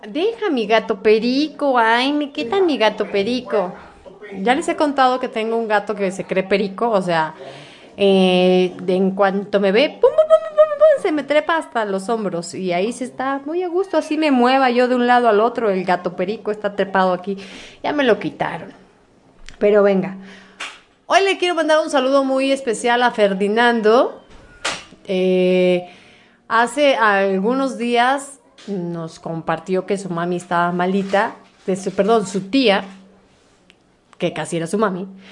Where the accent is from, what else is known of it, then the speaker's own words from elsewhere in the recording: Mexico; Soy de México